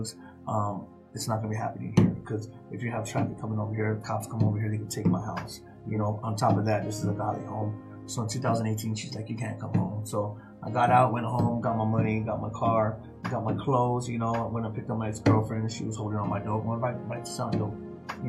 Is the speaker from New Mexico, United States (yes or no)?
no; Tucson, Arizona, United States; I was born and raised in Tucson, Arizona